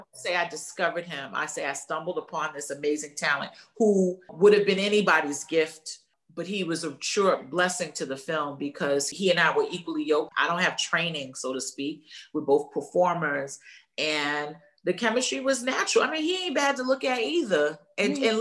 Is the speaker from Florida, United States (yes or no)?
no; New York, United States; moved away as an adult; also born or lived in Los Angeles; my hometown